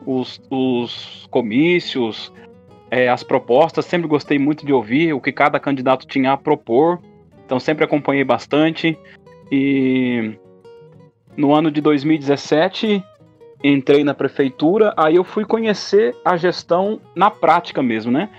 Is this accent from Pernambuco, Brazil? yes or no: no; Andirá, Paraná, Brazil; also born or lived in Bandeirantes, Paraná; Tenho 38 anos de idade. Sou natural de Bandeirantes, porém já moro definitivamente em Andirá há mais de 30 anos